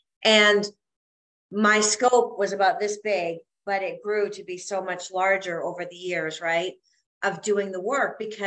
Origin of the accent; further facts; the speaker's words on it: Canada; moved away as an adult; also born or lived in South Carolina; as a Canadian girl